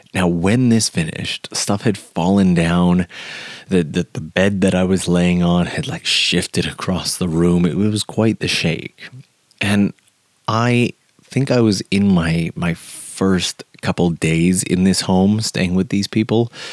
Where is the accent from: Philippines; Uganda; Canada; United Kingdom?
Canada; now in Japan; I'm from Canada